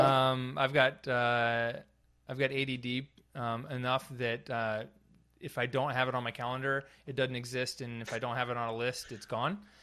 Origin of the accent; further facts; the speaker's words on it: North Carolina, United States; moved away as an adult; also born or lived in California / San Francisco / San Luis Obispo; I grew up here in North Carolina